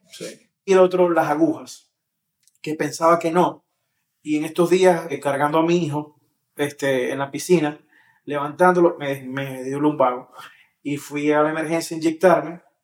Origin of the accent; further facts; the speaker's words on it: Maracaibo, Zulia, Venezuela; soy latino, soy maracucho y soy maravino